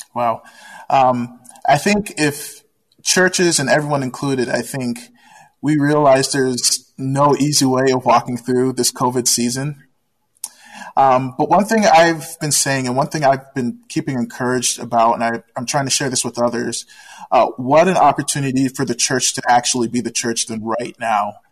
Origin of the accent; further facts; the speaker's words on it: Washington, District of Columbia, United States; moved away; I was born and raised in Washington, D.C.